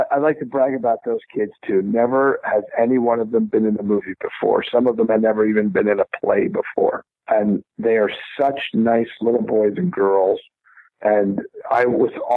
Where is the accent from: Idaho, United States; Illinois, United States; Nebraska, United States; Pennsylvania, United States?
Pennsylvania, United States; Bethlehem; also born or lived in Los Angeles; now in Fayetteville, United States; it was shot in my hometown. It was shot in Bethlehem, Pennsylvania.